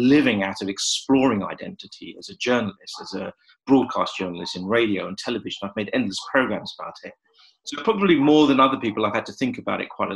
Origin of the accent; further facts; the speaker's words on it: London, United Kingdom; I was born in London. I've lived here all my life.